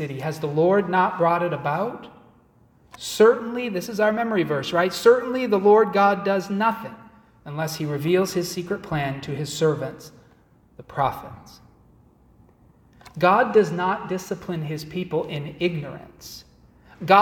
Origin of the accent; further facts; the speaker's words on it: Massachusetts, United States; moved away; also born or lived in Chicago; I grew up in Massachusetts